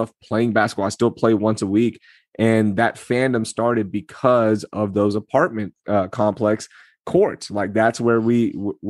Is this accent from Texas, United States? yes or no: yes; Houston, Texas, United States; also born or lived in Karachi, Pakistan; We come to Houston